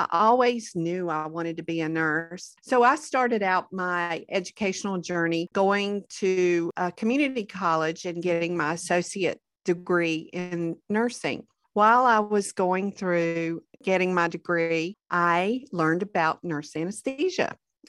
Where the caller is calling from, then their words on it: Garner, North Carolina, United States; I am joining you from Garner, North Carolina, which is right outside of Raleigh, our capital.